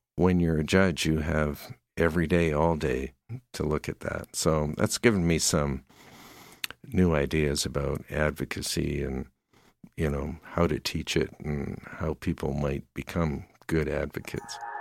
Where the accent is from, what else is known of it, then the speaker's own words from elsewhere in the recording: Surrey, British Columbia, Canada; moved away as an adult; also born or lived in New Westminster, British Columbia; now in Calgary, Canada; I grew up in, uh, Surrey, B C, in the lower mainland of Vancouver.